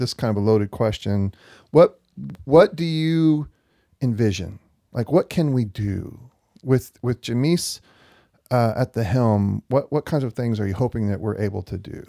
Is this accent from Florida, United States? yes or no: no; Gadsden, Alabama, United States; Gadsden, Alabama.